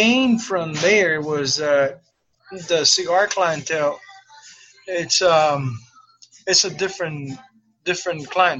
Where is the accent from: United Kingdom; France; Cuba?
Cuba; also born or lived in Miami / Tampa; now in United States; I came from Cuba in 1994. My first 9 years, it was in Miami. And I felt that I haven't arrived yet to the U.S. So I kept going north. I arrived to Tampa in 2003.